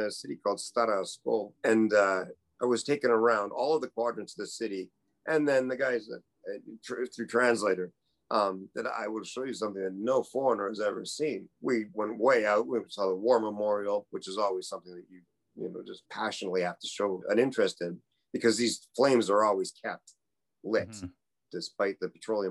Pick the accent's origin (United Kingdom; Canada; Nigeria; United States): Canada; moved away as an adult; I was the Canadian